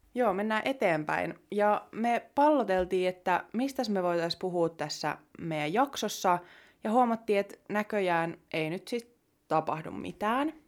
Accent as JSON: {"language": "Finnish", "town": "Jyväskylä", "region": "Central Finland", "country": "Finland", "said": "täältä Jyväskylästä, jossa mekin ollaan niin kotoisin"}